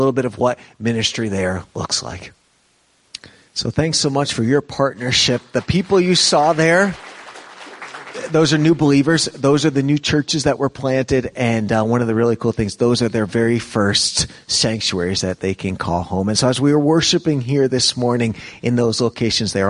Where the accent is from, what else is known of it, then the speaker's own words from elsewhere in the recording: New York, United States; moved away as an adult; growing up in New York